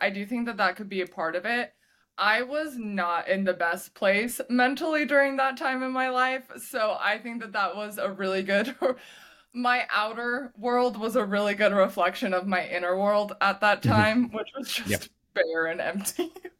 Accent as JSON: {"language": "English", "region": "Utah", "country": "United States", "tie": "born or raised there", "said": "So originally I am from Utah. I lived in Utah my whole life."}